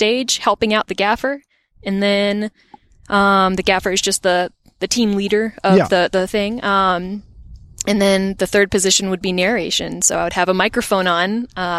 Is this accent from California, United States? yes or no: no; Botetourt, Virginia, United States; I grew up in Botetourt, Virginia, and there wasn't much of an art scene there.